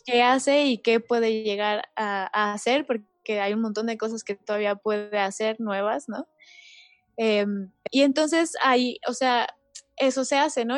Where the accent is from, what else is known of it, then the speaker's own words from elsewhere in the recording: Mexico; como país, o sea, como mexicanos